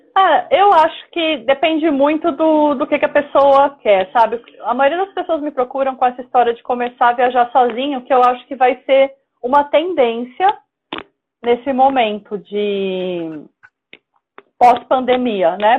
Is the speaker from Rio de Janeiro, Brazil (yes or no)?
no; Praia Grande, São Paulo, Brazil; now in São Paulo, Brazil; eu moro em São Paulo, mas eu sou do litoral de São Paulo. Eu nasci na Praia ah, Grande.